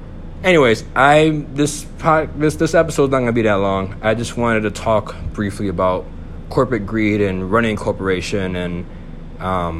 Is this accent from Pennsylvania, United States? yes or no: no; Buffalo, New York, United States; also born or lived in Bronx, New York; I'm a Puerto Rican male from Buffalo, New York. I was raised there.